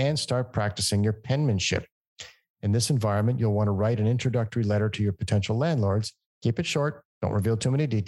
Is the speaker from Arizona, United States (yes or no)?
yes; Phoenix, Arizona, United States; Phoenix, my hometown